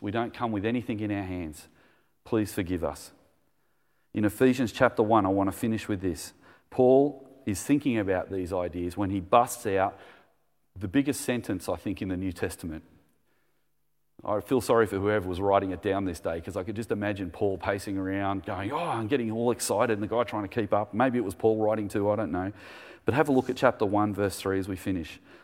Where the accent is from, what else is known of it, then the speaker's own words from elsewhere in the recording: Australia; We, we were being Australian